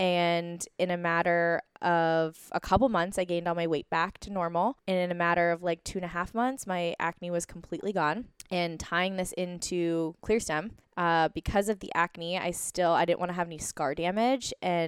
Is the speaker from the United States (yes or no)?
yes; East Coast, United States; I grew up on the East Coast, very traditional medicine, going to the primary care doctor, so I didn't understand.